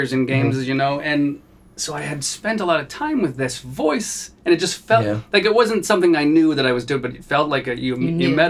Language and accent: English; New England, United States; moved away; I'm from New England. And I came out here